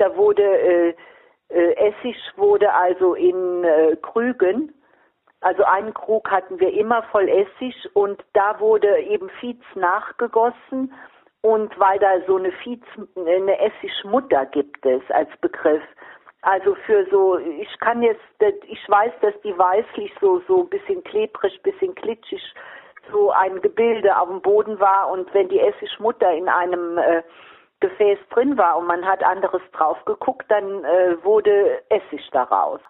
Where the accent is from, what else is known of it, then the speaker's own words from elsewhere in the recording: Vordereifel, near Trier, Rhineland-Palatinate, Germany; Ich bin also in der Vordereifel groß geworden, in der Nähe von Trier